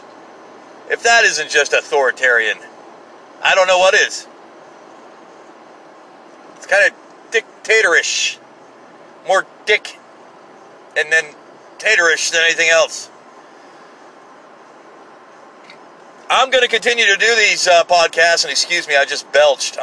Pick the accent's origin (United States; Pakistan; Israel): United States; as an American